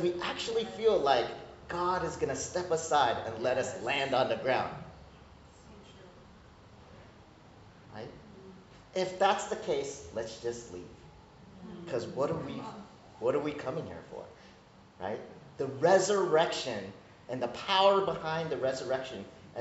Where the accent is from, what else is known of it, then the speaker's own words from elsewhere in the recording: United States; I'm Korean American, so I came up in the immigrant Korean church